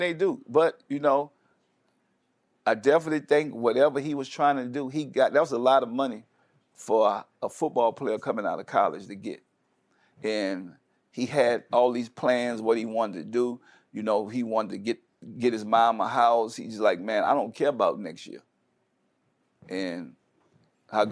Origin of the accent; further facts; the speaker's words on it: New Orleans, Louisiana, United States; I come from New Orleans, it's, it's a hurricane town